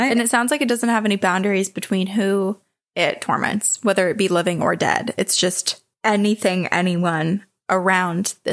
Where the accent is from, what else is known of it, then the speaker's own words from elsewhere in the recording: St. Charles, Illinois, United States; My hometown of St. Charles, Illinois